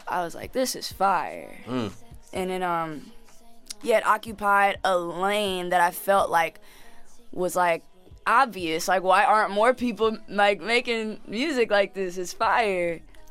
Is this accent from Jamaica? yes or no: yes; Jamaica; because I'm Jamaican and I got like family at my house right now.